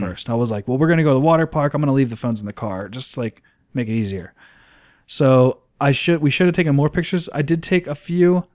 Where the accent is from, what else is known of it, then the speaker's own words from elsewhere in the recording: Plum, Pennsylvania, United States; I grew up in Plumborough